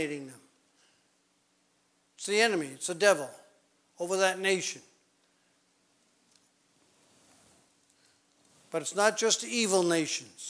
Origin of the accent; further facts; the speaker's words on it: New England, United States; I grew up in New England